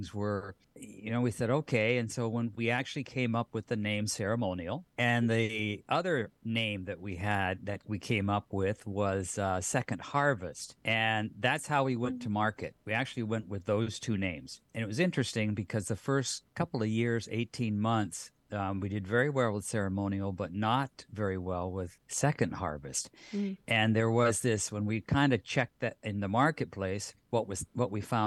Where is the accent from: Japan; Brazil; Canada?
Japan; I grew up in Japan